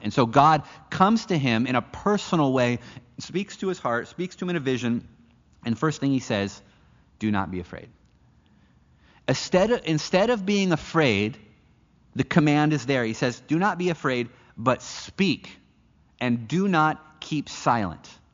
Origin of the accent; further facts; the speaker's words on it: United States; moved away; I'm an American citizen